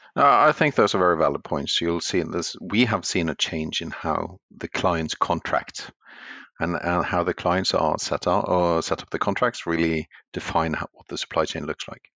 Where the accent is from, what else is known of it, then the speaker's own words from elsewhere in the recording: Norway; since I'm from Norway